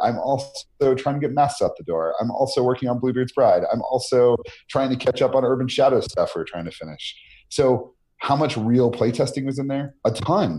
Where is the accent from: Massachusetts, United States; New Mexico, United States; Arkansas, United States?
New Mexico, United States; Albuquerque; my hometown of Albuquerque